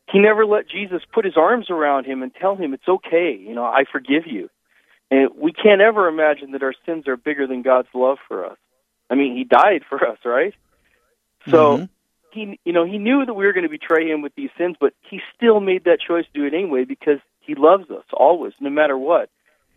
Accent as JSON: {"language": "English", "town": "Missoula", "region": "Montana", "country": "United States", "tie": "born or raised there", "moved": "yes", "lives_now": "Sioux Falls, United States", "said": "I grew up in Missoula, Montana, up in the mountains."}